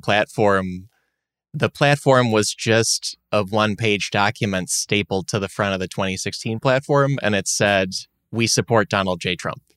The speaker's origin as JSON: {"language": "English", "area": "outside Chicago", "region": "Illinois", "country": "United States", "tie": "born or raised there", "also_born_or_lived": "Syracuse / Los Angeles", "moved": "as an adult", "lives_now": "North Carolina, United States", "said": "I grew up with winter outside Chicago"}